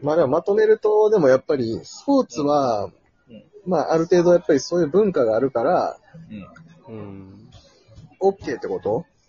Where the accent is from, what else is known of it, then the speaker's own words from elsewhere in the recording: Osaka, Japan; moved away as an adult; now in Tokyo, Japan; 僕、大阪出身で。あの、就職でね、東京に出てきて、もう六年、七年なんで